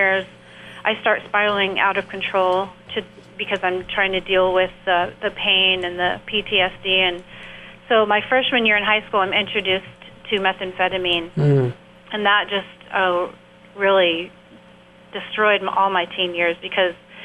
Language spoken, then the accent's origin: English; San Diego, California, United States; I grew up in San Diego in an abusive household